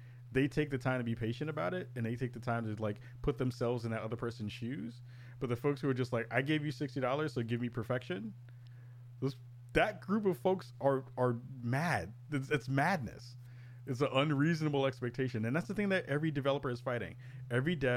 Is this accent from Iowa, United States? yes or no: no; New York City, New York, United States; growing up in the Bronx when I was, you know, in my young days in the early 80s